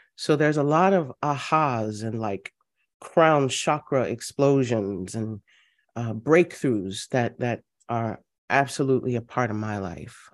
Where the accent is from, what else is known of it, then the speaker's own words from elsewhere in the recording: Louisiana, United States; I'm from Louisiana, family goes back, um, well into the early seventeen hundreds